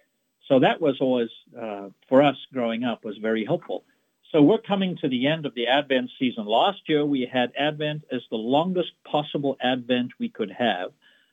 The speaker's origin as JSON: {"language": "English", "country": "South Africa", "tie": "born or raised there", "said": "Well, one thing that's very different that we had in South Africa was that the seasons are opposite. So Christmas is midsummer."}